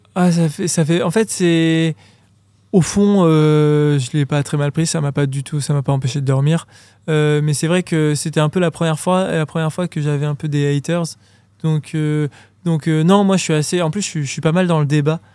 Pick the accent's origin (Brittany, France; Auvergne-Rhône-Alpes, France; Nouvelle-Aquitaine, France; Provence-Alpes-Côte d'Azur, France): Auvergne-Rhône-Alpes, France; Grenoble; je viens de Grenoble, j'ai de la montagne tout autour de moi